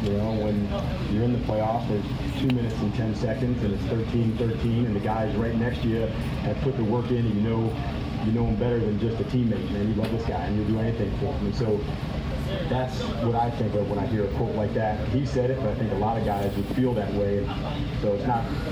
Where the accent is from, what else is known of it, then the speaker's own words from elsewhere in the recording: New Jersey, United States; when I was growing up in the 80s, and I was a Giants guy growing up in New Jersey